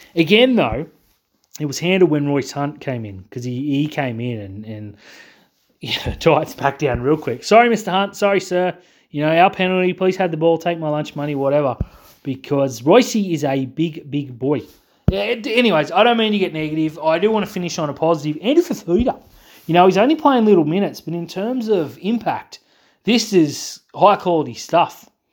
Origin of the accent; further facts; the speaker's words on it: Australia; I'm too Australian.